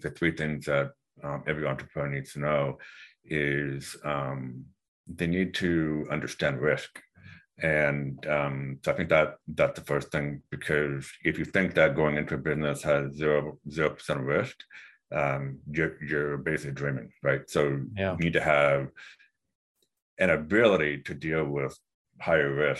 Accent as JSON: {"language": "English", "town": "Vancouver", "region": "British Columbia", "country": "Canada", "moved": "yes", "said": "I'm from Vancouver originally, so I went to SCaleHR School of Business in British Columbia"}